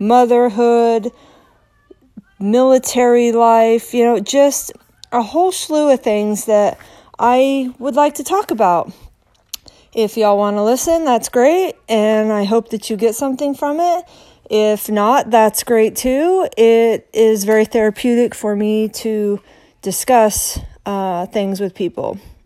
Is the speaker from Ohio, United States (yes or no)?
no; Salt Lake City, Utah, United States; now in Maryland, United States; But I live in Maryland. I'm from Salt Lake City. I have lived all over the world.